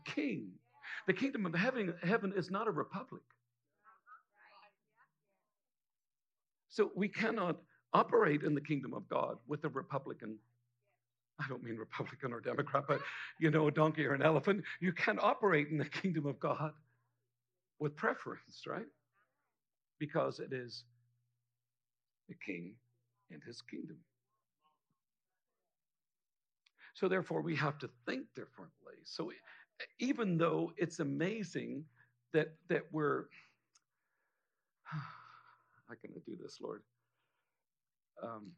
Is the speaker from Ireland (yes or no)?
yes; Ireland; me being Irish